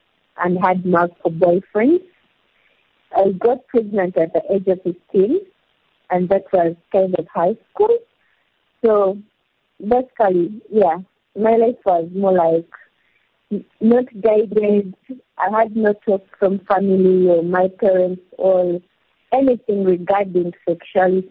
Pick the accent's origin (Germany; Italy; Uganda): Uganda; also born or lived in Hoima District, Uganda; I was born in Hoima district and grew up, basically spent my childhood in Kalalole district.